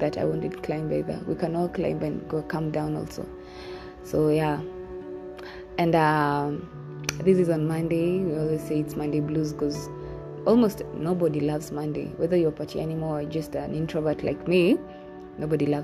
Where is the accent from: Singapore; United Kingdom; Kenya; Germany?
Kenya; I'm from Kenya.